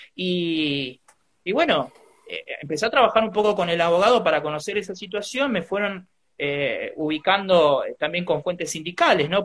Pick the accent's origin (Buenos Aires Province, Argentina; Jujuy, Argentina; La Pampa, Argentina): Buenos Aires Province, Argentina; Trenque Lauquen; yo soy nacido en Trenkelauken